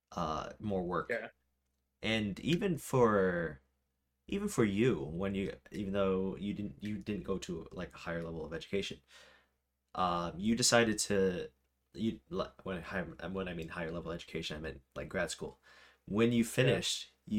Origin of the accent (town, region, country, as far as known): United States; also born or lived in Rochester, New York